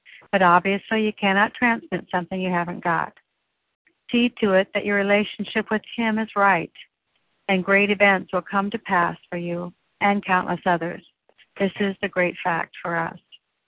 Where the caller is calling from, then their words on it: Oregon, United States; I'm calling in from Oregon today